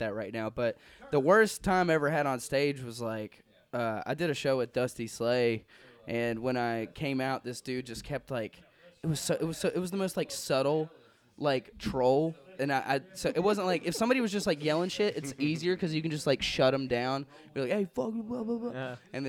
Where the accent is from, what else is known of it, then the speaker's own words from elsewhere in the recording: Chattanooga, Tennessee, United States; I am from Chattanooga, Tennessee